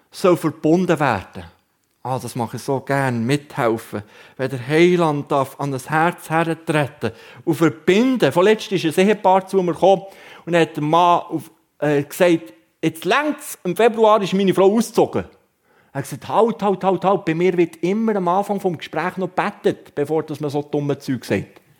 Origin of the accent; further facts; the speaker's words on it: Wabern, Bern, Switzerland; Und jetzt kann ich euch als Berner darüber aufklären, die Raben waren bis im Jahr 2012 geschützt bei uns zu Wabern.